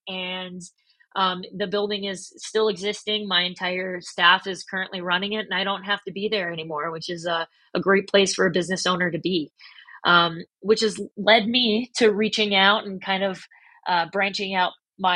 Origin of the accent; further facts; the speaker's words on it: St. Paul, Minnesota, United States; now in Arizona, United States; I was born and raised in St. Paul, Minnesota